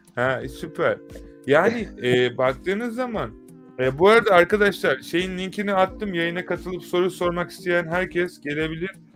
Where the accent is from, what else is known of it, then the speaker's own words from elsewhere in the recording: Turkey; bir Türk olarak